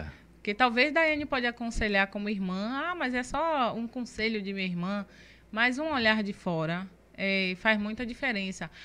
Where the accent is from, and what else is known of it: Camaçari, Bahia, Brazil; born or raised there